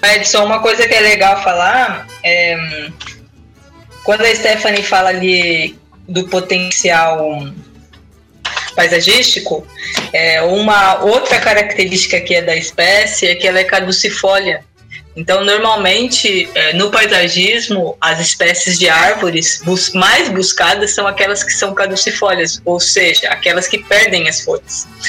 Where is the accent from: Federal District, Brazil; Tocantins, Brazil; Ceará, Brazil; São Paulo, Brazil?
São Paulo, Brazil; moved away; Eu venho de São Paulo